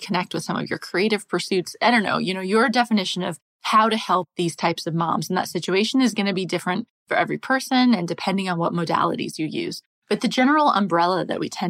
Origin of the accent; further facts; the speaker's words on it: United States; moved away as an adult; also born or lived in England / France; So I'm American. I grew up in the US